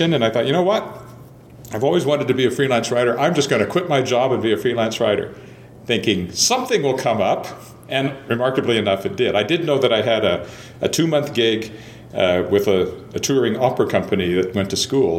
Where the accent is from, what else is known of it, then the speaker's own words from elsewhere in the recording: Weyburn, Saskatchewan, Canada; also born or lived in Searcy, Arkansas; news editor of my hometown newspaper at the age of 24